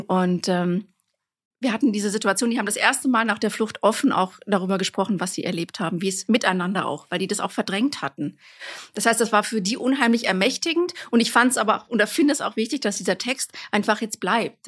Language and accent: German; Bochum, North Rhine-Westphalia, Germany; moved away; ich komme eigentlich aus Bochum, aus dem Ruhrgebiet